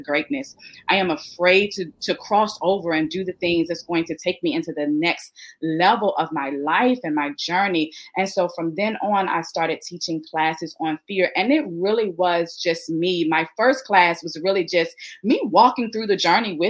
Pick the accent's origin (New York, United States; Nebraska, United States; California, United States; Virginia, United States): Virginia, United States; Richmond; now in Hampton Roads, United States; I am originally from Richmond, Virginia. I've moved to the Hampton Roads area